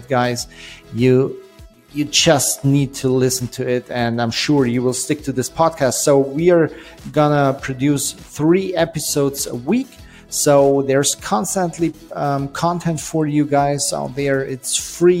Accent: Germany; I'm an entrepreneur from Germany

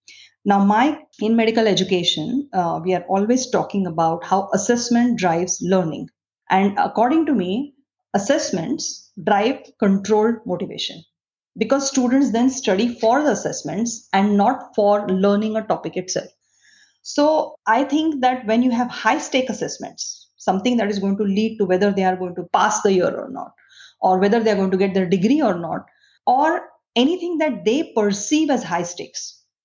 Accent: India; moved away as an adult; I come from India. I used to do physiology research in India

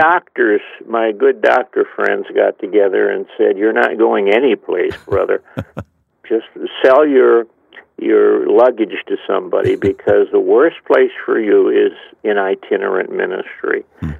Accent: East Chicago, Indiana, United States; moved away as an adult; also born or lived in Covington, Kentucky; I was saved in 1945 at a Youth for Christ rally in my hometown, not far from where you are right now, East Chicago, Indiana.

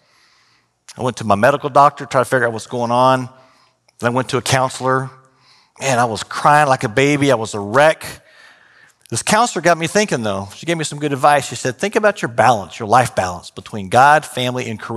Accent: Austin, Texas, United States; also born or lived in San Marcos, Texas / Houston, Texas; I was growing up in Austin at the time, drove down to San Marcos

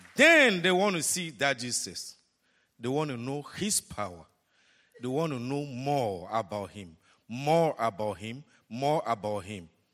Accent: Togo; moved away as an adult; now in Dallas, United States; Togo, Africa, my hometown

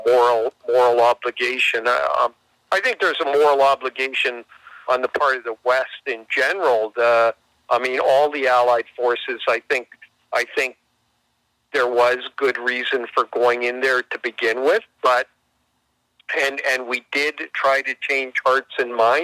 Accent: Canada; our country and to us as Canadians

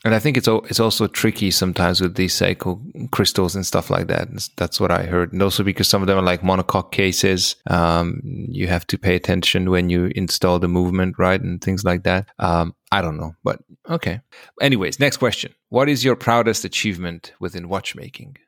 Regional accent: Hungary; I'm from Hungary

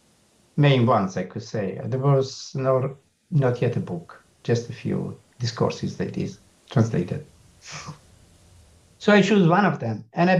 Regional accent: Milan, Lombardy, Italy; English is a second language; I'm from Milan

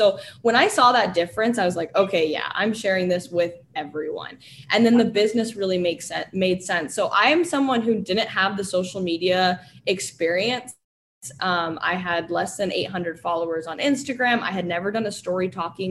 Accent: Florida, United States; now in Utah, United States; I grew up in Florida, and I come from a very, very traditional family.

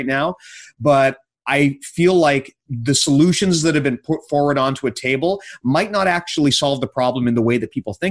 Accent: Canada; coming from the position as a Canadian

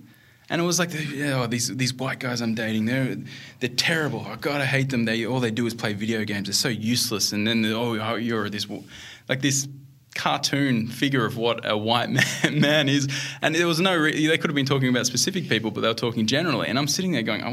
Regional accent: Melbourne, Victoria, Australia; moved away as an adult; also born or lived in Western Australia; I grew up in Australia

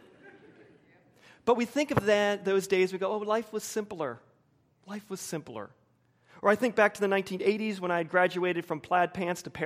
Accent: Wilmington, United States; my culture in suburban Wilmington

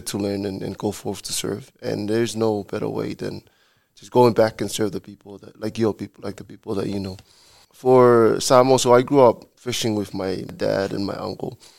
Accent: Samoa; moved away as an adult; also born or lived in Hawaii; I'm from Samoa

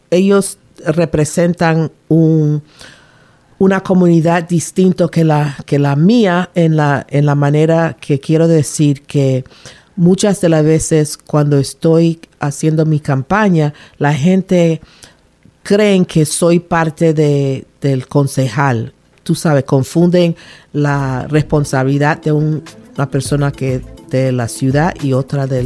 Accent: Panama; now in Rhode Island, United States; Yo nací en Panamá, me crié en Panamá hasta que mi papá se decidió retirarse del um, military, del army, y regresó para Rhode Island, donde él es, su familia está aquí.

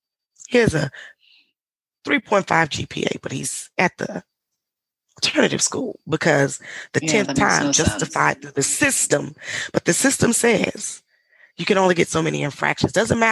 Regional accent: the South, United States; but growing up in the South and did we grow up in impoverished neighborhoods? Absolutely.

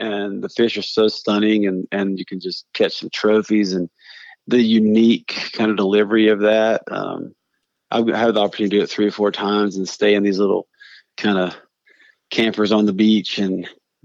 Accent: Brevard, North Carolina, United States; growing up in Western North Carolina

